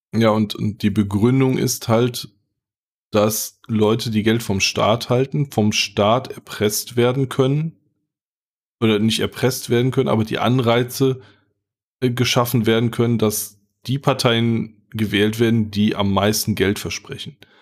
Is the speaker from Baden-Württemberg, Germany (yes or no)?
no; North Rhine-Westphalia, Germany; Ich bin ja aus NRW